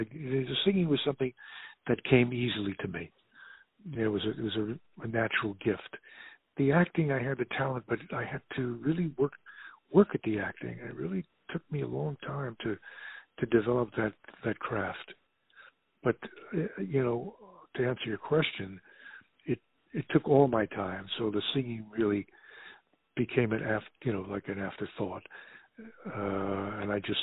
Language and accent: English; New York City, New York, United States; moved away; I grew up in the Bronx, in the Southeast Bronx